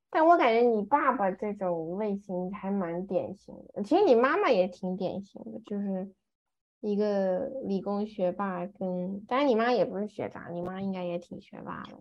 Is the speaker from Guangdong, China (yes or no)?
no; Taiyuan, Shanxi, China; 他跟我妈是在山西太原认识的，然后我也是在嗯。太原出生的